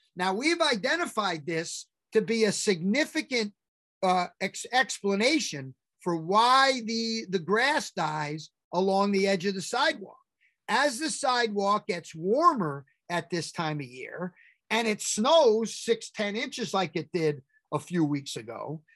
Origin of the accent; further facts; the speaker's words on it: New York, United States; as a New Yorker